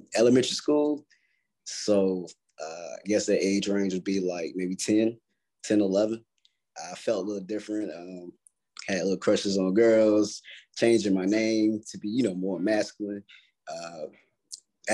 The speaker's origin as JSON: {"language": "English", "town": "Stovall", "region": "North Carolina", "country": "United States", "moved": "yes", "said": "I'm from North Carolina originally."}